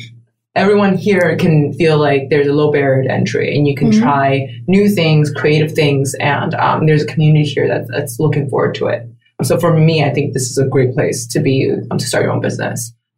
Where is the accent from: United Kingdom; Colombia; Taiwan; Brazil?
Taiwan; also born or lived in United States; even though I'm from Taiwan, my professional experience, it was all in the States.